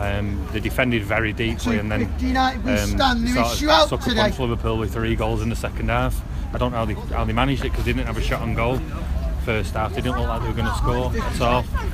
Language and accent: English; Dublin, Leinster, Ireland